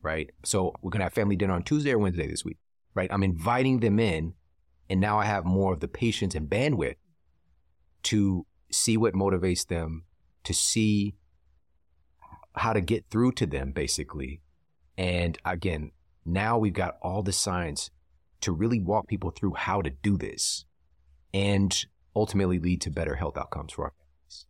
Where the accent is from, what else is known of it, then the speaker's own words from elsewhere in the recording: St. Louis, Missouri, United States; I'm from Saint Louis